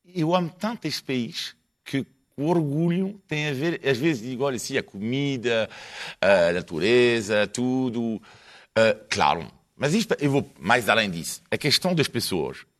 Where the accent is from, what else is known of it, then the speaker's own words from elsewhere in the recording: France; Portuguese is a second language; now in Portugal; sou francês, franco italiano